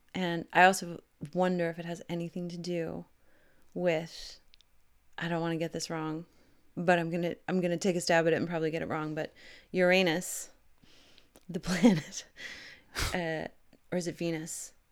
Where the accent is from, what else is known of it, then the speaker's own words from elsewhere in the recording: Canada; I'm Canadian